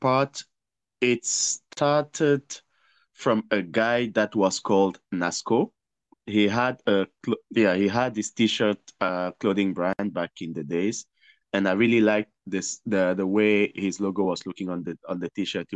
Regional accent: Cameroon; moved away as an adult; also born or lived in Morocco / South Africa; now in Shanghai, China; I'm from Cameroon

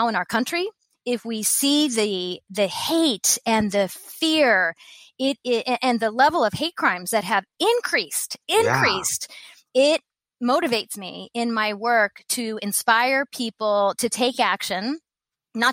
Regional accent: Columbus, Ohio, United States; also born or lived in Japan; I grew up in the home team in America. I grew up in Columbus, Ohio

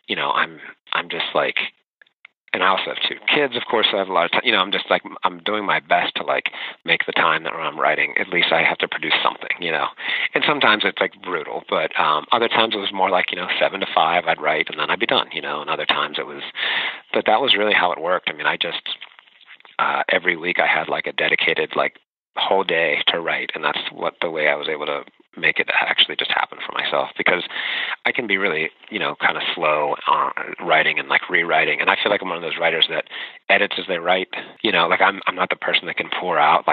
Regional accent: Pittsburgh, Pennsylvania, United States; growing up in Pittsburgh

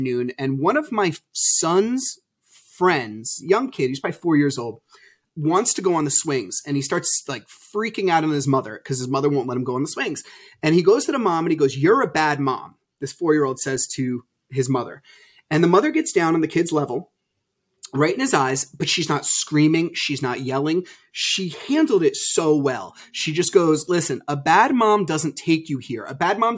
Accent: New Jersey, United States; I'm from New Jersey

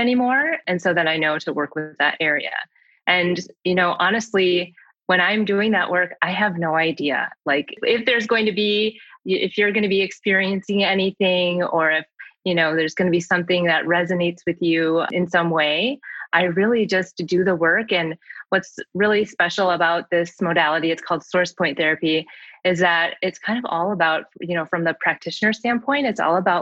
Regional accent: Saint Paul, Minnesota, United States; also born or lived in Seoul, South Korea; I was born in Seoul, South Korea, and I was adopted when I was 9 months old. And I live in St. Paul, Minnesota, and that is where I grew up.

